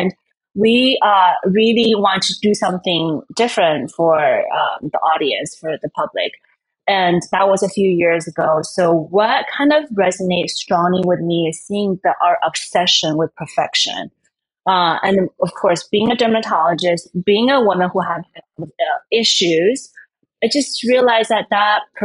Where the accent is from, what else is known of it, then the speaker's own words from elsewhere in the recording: China; now in Miami, United States; I grew up in China